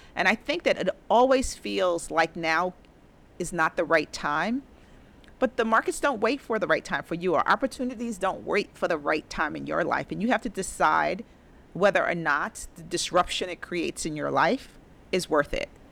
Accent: New York City, New York, United States; also born or lived in Harlem, New York City; I grew up in the Bronx, attended the Bronx High School of Science

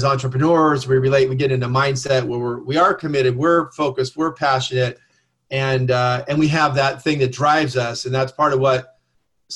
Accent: Southern California, United States; I grew up in Southern California

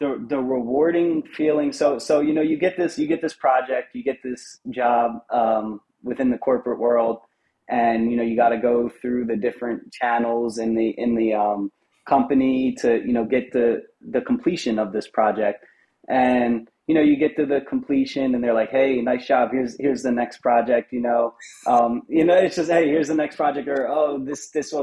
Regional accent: New Jersey, United States; I stayed in barbershops in North Jersey, where I'm from

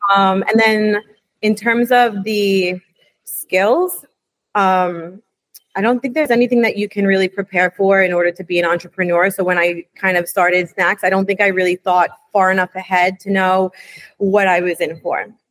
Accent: New York City, New York, United States; I grew up in New York City.

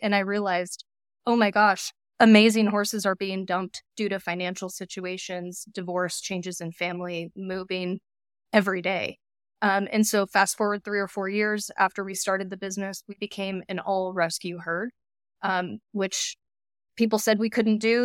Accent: Iowa, United States; moved away as an adult; now in Phoenix, United States; I'm from Iowa originally

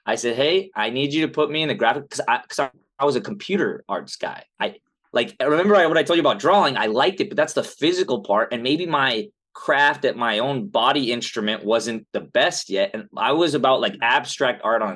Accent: Los Angeles, California, United States; also born or lived in Pasadena; I was born in Pasadena, grew up in Southern California, right here

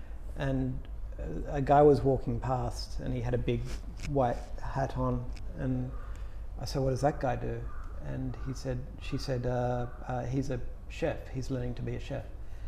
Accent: Sydney, New South Wales, Australia; I'm from Sydney. Australia.

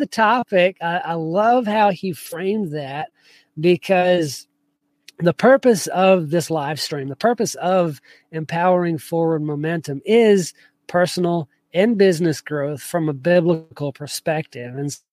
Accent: South Georgia, United States; I grew up in South Georgia

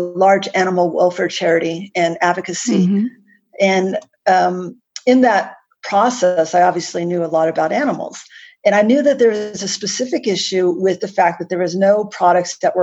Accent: United States; accent: American; now in Canberra, Australia; Despite my American accent, I'm actually based in Canberra, Australia, which is the nation's capital.

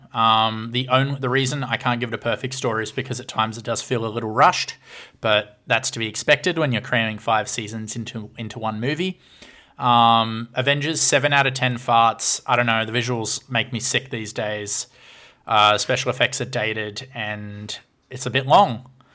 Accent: Orange, New South Wales, Australia; my hometown is now on the Australian Monopoly board as the second best place

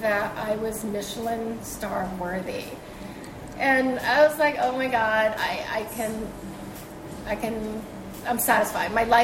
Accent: New York City, New York, United States; English is a second language; also born or lived in China; I've been in Brooklyn all my life. We grew up in Flatbush, my family and I.

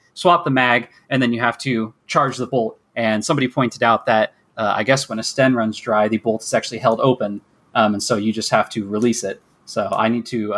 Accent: Kansas, United States; accent: American; also born or lived in Michigan; I'm from America, from the Midwest, from Kansas

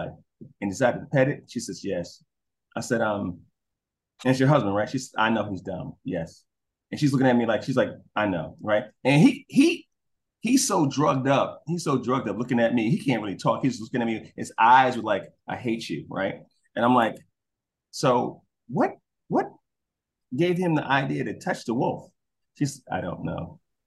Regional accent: New York City, New York, United States; moved away; also born or lived in Georgia; I'm a city boy, I'm from Brooklyn

